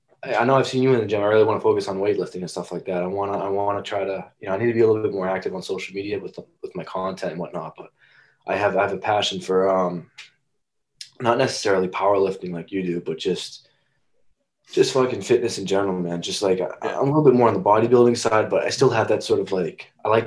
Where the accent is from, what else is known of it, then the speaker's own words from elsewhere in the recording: Wakefield, Massachusetts, United States; I grew up in Wakefield, Mass.